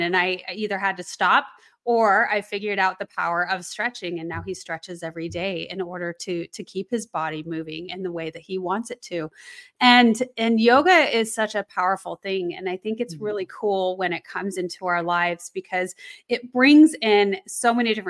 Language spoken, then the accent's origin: English; Colorado, United States; I grew up in Colorado